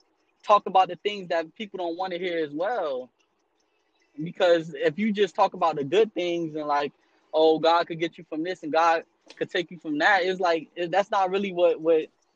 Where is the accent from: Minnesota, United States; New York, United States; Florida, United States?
Florida, United States; Miami; I'm from Miami, Florida